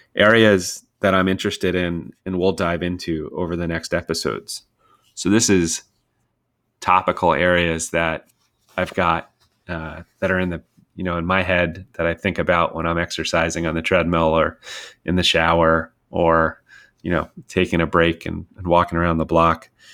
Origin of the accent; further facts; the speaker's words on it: Westchester County, New York, United States; moved away as an adult; I grew up in Westchester County, New York